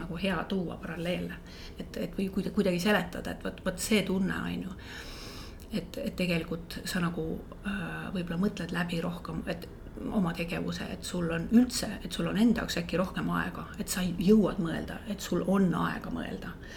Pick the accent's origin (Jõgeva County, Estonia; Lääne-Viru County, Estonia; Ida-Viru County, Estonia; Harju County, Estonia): Lääne-Viru County, Estonia; Võsu; minu lapsepõlv möödus Võsul